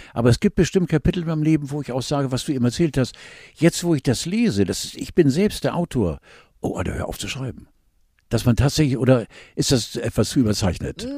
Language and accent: German; Northern Germany, Germany; als wirklich als Norddeutscher mit blauen Augen